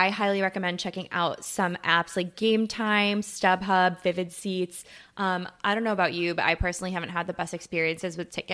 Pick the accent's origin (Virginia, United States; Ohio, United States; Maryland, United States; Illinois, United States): Illinois, United States; Plainfield; now in Chicago, United States; I'm from Plainfield